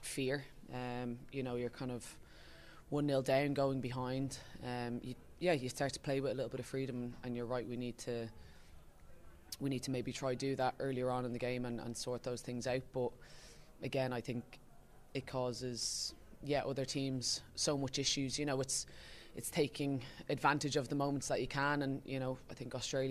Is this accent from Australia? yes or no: no; Ireland; it's being Irish